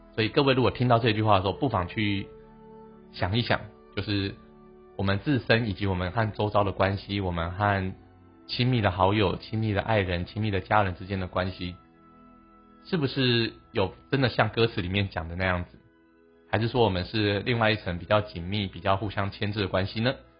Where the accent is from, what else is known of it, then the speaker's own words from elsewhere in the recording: Taiwan; 我们台湾人